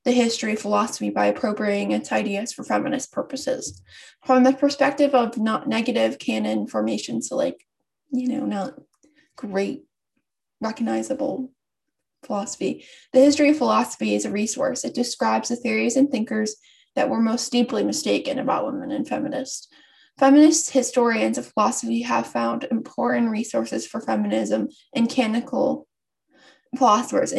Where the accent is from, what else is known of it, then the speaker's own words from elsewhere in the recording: United States; I'm American